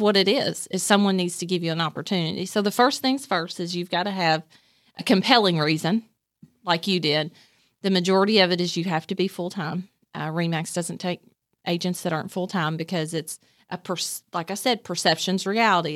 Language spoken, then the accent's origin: English; Nicholasville, Kentucky, United States; born or raised there; also born or lived in Somerset, Kentucky / Whitley County, Kentucky